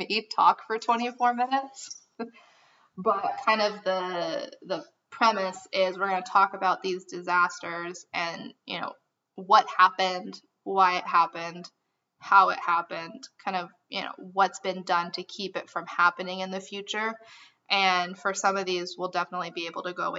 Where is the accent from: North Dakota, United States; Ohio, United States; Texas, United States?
Texas, United States; Amarillo; We are three idiots from Amarillo.